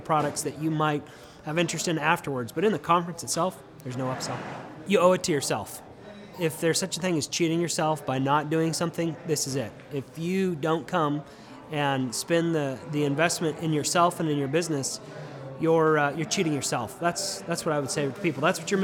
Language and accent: English; Denver, Colorado, United States; now in Tulsa, United States; I'm originally from Denver, but I live right here in Tulsa